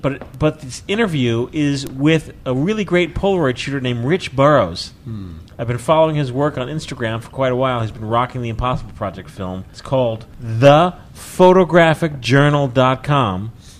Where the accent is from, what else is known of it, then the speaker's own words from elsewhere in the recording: Akron, Ohio, United States; now in Florida, United States; live in Florida, and in the mornings it's 45 degrees, and by 12 it can be like 80. I'm not bragging. I'm originally from Akron, Ohio, so I know snow and feel your pain